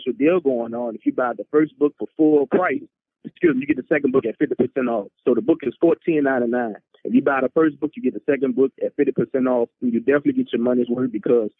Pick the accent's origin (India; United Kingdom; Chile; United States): United States; New Orleans, Louisiana; New Orleans, which is my hometown